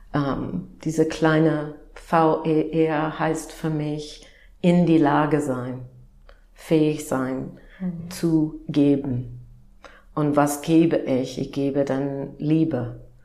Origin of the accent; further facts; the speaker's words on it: Upper Midwest, United States; German is a second language; moved away as an adult; now in Germany; ich bin Amerikanerin und ähm, bin aufgewachsen im Nord-Midwest von den Vereinigten Staaten